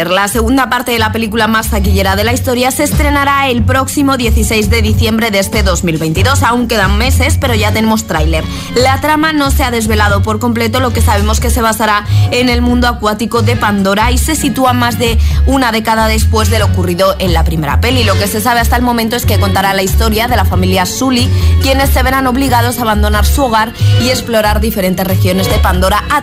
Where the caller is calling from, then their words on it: Seville, Andalusia, Spain; Hola, buenos días, agitadores. … de Sevilla.